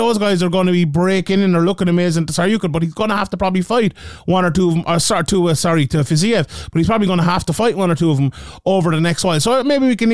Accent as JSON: {"language": "English", "country": "Ireland", "said": "being Irish guys covering the sport"}